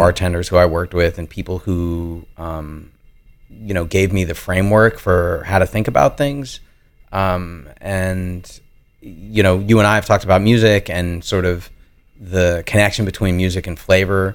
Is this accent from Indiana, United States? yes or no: no; New York, United States; growing up in New York and then going to school there